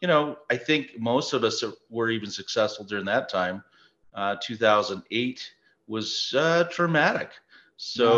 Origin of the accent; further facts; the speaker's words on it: Prescott, Arizona, United States; We're both from Prescott, Arizona. It is our hometown.